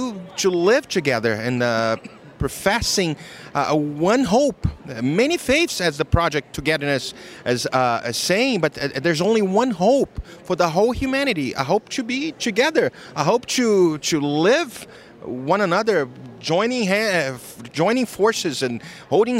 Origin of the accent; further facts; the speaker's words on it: Rio de Janeiro, Brazil; moved away as an adult; now in Miami, United States; I am originally from Brazil, Rio de Janeiro, but I live in the United States for 18 years, about 18 years. I live in Miami